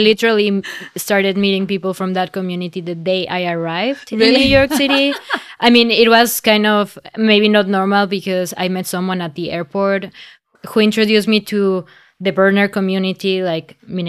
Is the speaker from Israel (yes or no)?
no; Mexico; also born or lived in Amsterdam / India; I'm from Mexico. From Mexico. I'm half Cuban as well. I did my high school in India. So I had lived in like many different places.